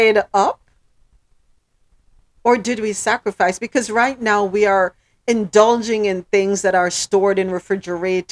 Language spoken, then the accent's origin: English; Jamaica; We're Jamaican. Proud Jamaicans